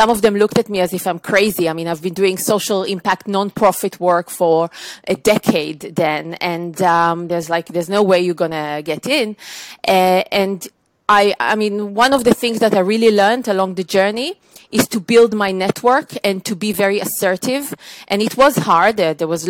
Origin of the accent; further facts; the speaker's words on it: Israel; moved away as an adult; now in United Kingdom; I was born in Israel, as you can probably detect from my accent. I moved to the UK 19 years ago.